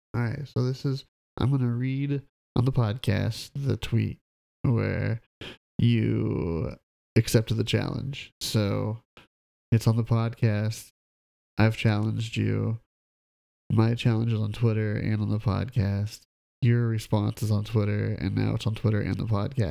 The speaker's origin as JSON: {"language": "English", "region": "Midwest", "country": "United States", "said": "I'm from the Midwest"}